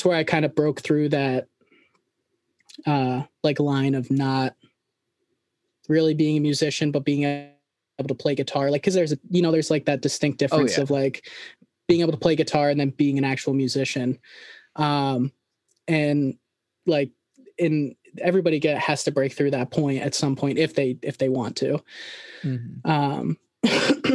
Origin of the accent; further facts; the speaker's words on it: a smaller town outside Schenectady, New York, United States; I grew up right at a smaller town right outside of Schenectady, New York